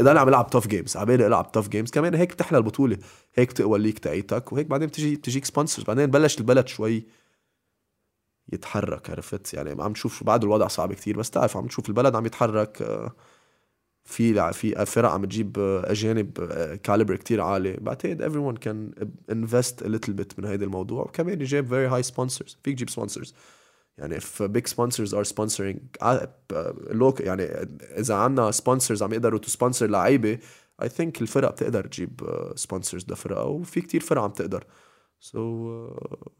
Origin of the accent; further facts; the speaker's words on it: Lebanon; أنا لبناني